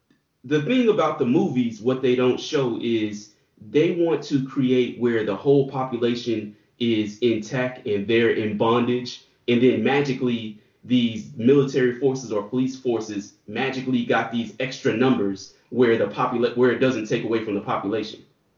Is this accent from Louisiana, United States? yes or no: yes; New Orleans, Louisiana, United States; My hometown.